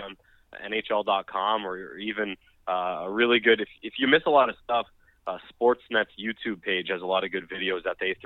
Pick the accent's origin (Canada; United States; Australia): Canada; being a Canadian myself